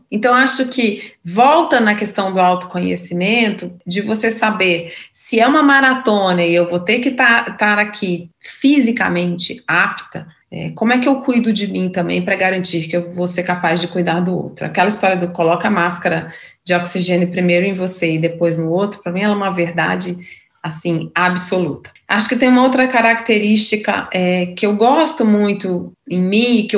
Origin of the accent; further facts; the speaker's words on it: Minas Gerais, Brazil; now in São Paulo, Brazil; como é que foi minha trajetória aqui na selva de pedra, sendo, sendo mineira.